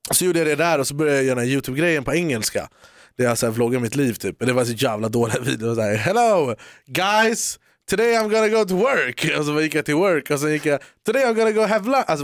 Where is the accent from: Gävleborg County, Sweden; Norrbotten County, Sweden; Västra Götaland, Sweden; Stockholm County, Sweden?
Stockholm County, Sweden; Haninge; Haninge, kära till Jordbro.